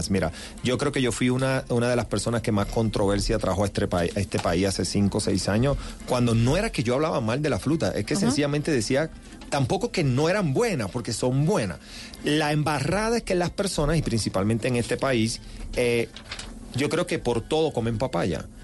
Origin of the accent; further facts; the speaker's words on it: Ponce, Puerto Rico; Yo soy de Ponce, Puerto Rico.